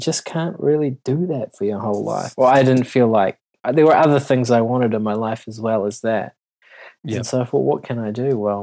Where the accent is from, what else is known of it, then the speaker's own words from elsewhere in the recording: New Zealand; I'm such a Kiwi